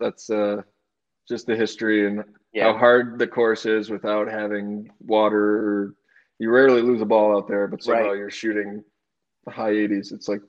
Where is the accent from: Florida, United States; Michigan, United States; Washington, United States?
Michigan, United States; now in New York, United States; growing up in Michigan, I've never been anywhere like this.